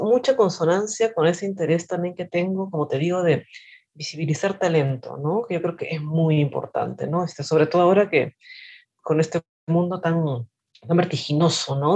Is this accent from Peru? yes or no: yes; Peru; Yo nací en Perú, estudié literatura en la Universidad Nacional Mayor de San Marcos